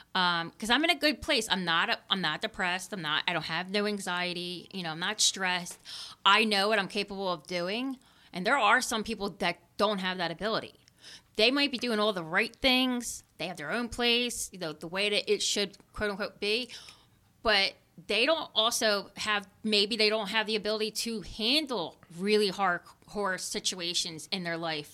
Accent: Philadelphia, Pennsylvania, United States; I grew up living in Kensington

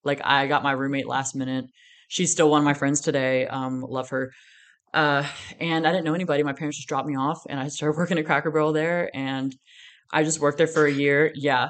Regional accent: Virginia, United States; moved away as an adult; also born or lived in Florida; now in Texas, United States; I'm from Virginia, born and raised

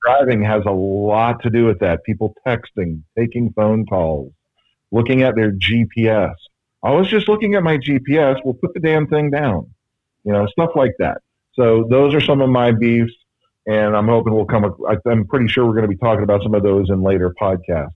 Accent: suburban Maryland, United States; also born or lived in Damascus, Maryland; I'm from the Maryland suburban Maryland area, just outside DC.

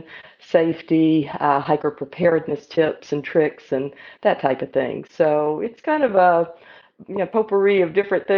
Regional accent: Atlanta, Georgia, United States; I grew up in Atlanta and had more kind of an urban childhood

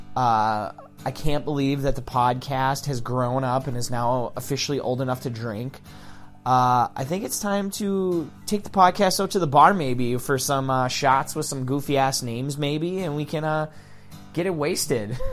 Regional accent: Kingsford, Michigan, United States; also born or lived in Ishpeming, Michigan; moving back to my hometown. My girlfriend and I moved back to Kingsford

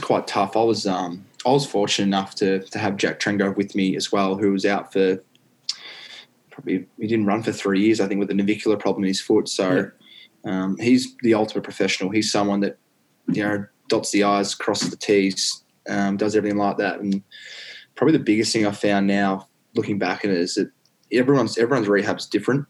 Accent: Warrandyte, Victoria, Australia; I grew up in Warrandyte

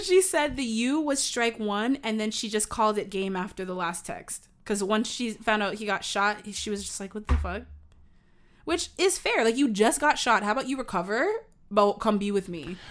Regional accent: Canada; I'm Canadian

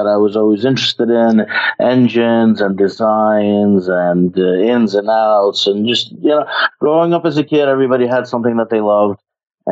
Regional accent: Ukraine; moved away; I am from Ukraine, and I come from a family of business

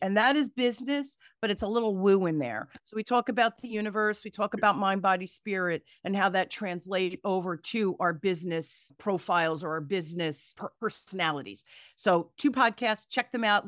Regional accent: Newark, New Jersey, United States; I grew up in Newark, New Jersey, during the riots

